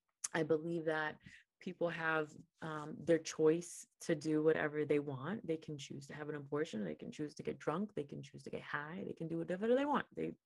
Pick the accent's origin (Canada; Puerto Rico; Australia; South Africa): Puerto Rico; I came for the summer from Puerto Rico to work at an internship in New York.